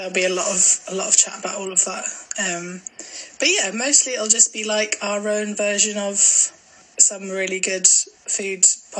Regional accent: Glasgow, Scotland, United Kingdom; Someone thought I was Canadian once, which I thought was kind of cool, but... Yeah, I am from Glasgow, I promise.

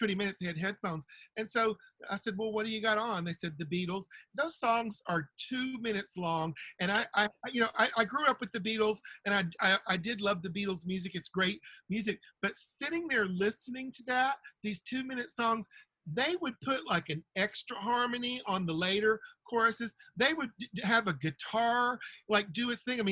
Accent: the South, United States; I'm from the South where they say you catch more flies with honey than you do vinegar.

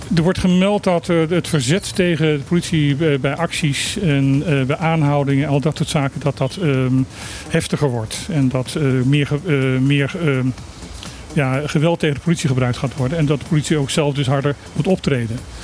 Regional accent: Netherlands; als Nederlander

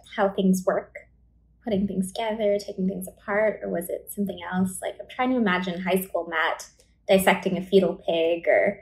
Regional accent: Vaughan, Ontario, Canada; I grew up in Vaughan, Ontario

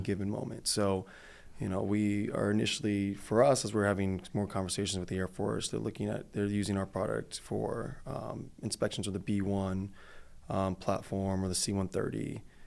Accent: Detroit, Michigan, United States; moved away; also born or lived in Arizona; I'm originally from Michigan, from Detroit

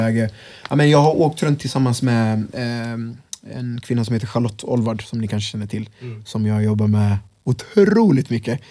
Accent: Örebro, Örebro County, Sweden; also born or lived in Congo; jag är från Vivalla från början också själv.

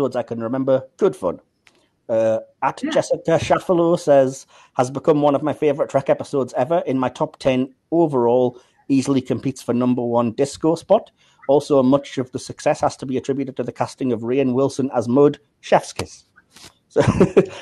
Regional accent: North East England, United Kingdom; accent: northeast English; my very northeast English accent

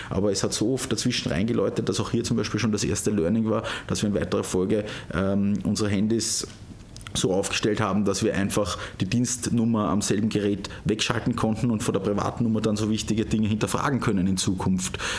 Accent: Kaumberg, Lower Austria, Austria; pendle ich auch immer gern nach Hause äh, in meine Heimatgemeinde Kaumberg

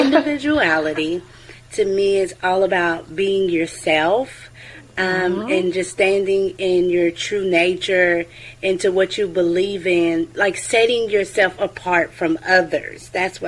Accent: United States; Yes, born and raised in America.

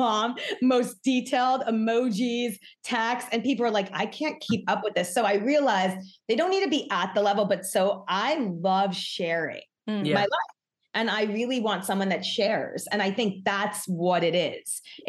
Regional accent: New York, United States; now in Los Angeles, United States; I'm born and bred New York.

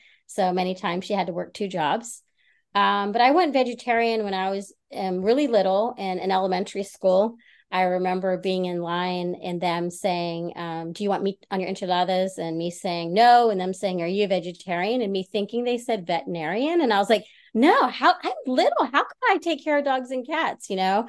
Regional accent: Texas, United States; now in San Luis Obispo, United States; So I'm actually originally from Texas. I've moved around quite a bit, but after coming to California, I kind of felt like it was home.

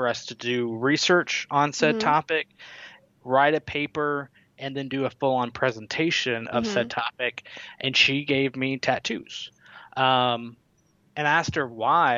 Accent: Mount Juliet, Tennessee, United States; also born or lived in California; I grew up in Mount Juliet, Tennessee, which is a suburb of Nashville

